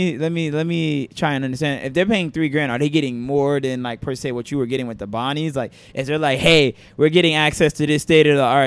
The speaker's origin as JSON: {"language": "English", "town": "New York City", "region": "New York", "country": "United States", "tie": "born or raised there", "said": "growing up in New York"}